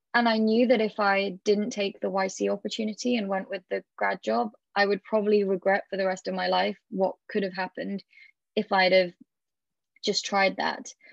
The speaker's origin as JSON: {"language": "English", "country": "United Kingdom", "said": "being British"}